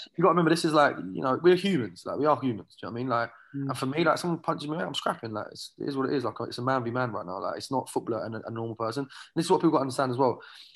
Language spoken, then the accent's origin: English; Watford, East of England, United Kingdom; moved away as an adult; also born or lived in Ireland (ancestry); now in California, United States; I'm from Watford